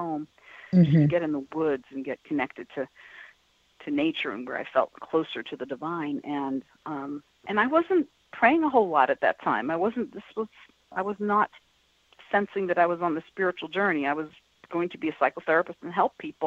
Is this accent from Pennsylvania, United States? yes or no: no; New York City, New York, United States; moved away as an adult; also born or lived in Boston; I was born and raised in New York City, and here I am living in Boston